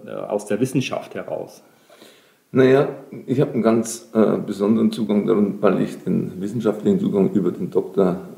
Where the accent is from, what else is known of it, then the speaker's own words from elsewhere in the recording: Bavaria, Germany; In Bayern, ich bin gerne in der Donau, ich bin an der Donau aufgewachsen. Dort gab es den Donaudurchbruch in Kielheim.